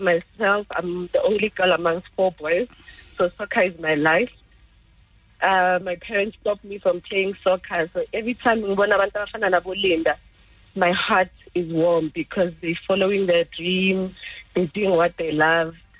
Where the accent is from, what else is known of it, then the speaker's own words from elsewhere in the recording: Soweto, Gauteng, South Africa; I'm from Soweto